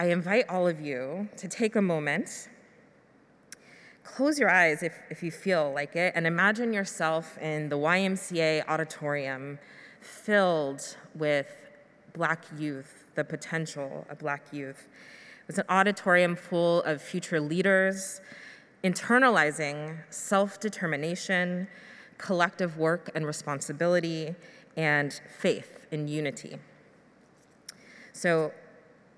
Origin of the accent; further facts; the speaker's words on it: Louisville, Kentucky, United States; also born or lived in Albuquerque, New Mexico; We moved from Albuquerque to Louisville, Kentucky for my middle school and high school years.